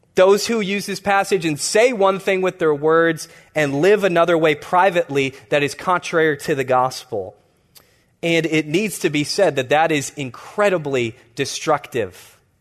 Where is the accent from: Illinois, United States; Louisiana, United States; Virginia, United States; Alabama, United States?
Illinois, United States; Chicago; I grew up in the Hyde Park neighborhood in Chicago